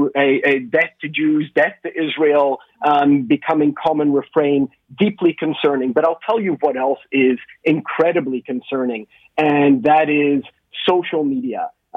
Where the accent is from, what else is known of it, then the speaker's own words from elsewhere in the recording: Canada; As a Canadian Jew